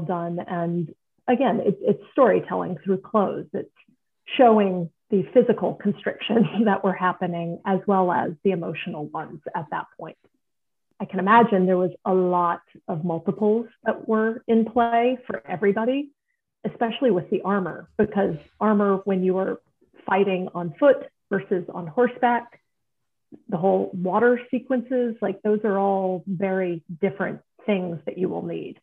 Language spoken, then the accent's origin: English; United States; also born or lived in Oklahoma; I'm an American